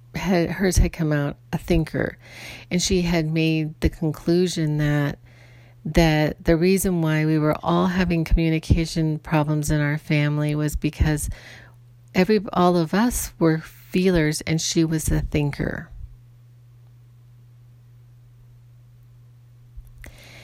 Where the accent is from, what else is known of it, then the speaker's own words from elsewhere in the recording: Ireland; I'm Irish, and so I can have a temper. I was born this way. This is just the way I am.